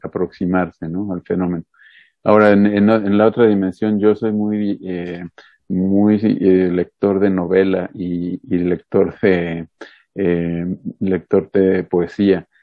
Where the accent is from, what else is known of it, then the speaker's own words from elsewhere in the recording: Puebla, Mexico; soy poblano, me gusta decir el mal chiste de que soy poblano pero no ejerzo, eh, porque pues los poblanos tenemos cierta fama a nivel nacional, no muy buena en algunas cosas, este, nací en Puebla